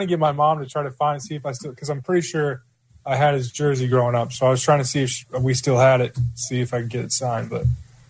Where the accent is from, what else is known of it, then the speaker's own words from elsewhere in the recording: Minnesota, United States; moved away; I'm from Minnesota.